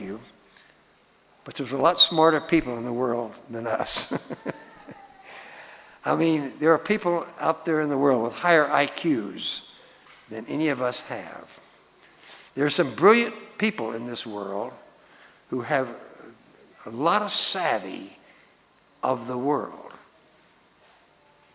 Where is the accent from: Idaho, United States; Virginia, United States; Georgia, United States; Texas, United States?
Texas, United States; moved away; I was born in Texas